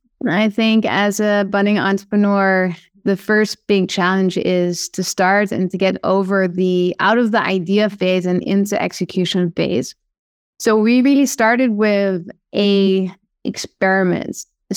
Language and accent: English; Amsterdam, North Holland, Netherlands; accent: Dutch; English is a second language; Yes, correct. Yes. Awesome. Do you hear my Dutch accent?